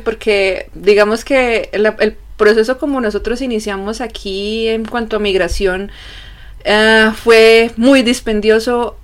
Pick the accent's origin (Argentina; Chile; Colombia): Colombia; moved away as an adult; now in Germany; soy de Colombia